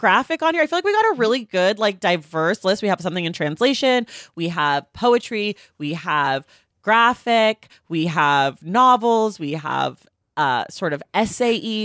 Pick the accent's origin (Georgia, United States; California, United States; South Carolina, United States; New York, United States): California, United States; Oakland; I'm from Oakland